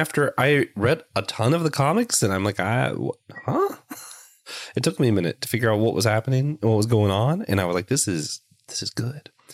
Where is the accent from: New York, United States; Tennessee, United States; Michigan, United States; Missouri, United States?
Tennessee, United States; Knoxville; now in Lancaster, United States; I'm originally from Knoxville, Tennessee